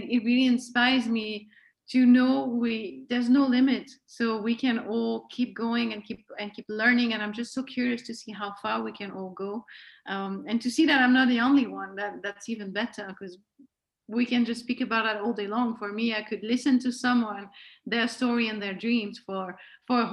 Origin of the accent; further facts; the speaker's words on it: Switzerland; first language French; English is a second language; moved away as an adult; I'm from Switzerland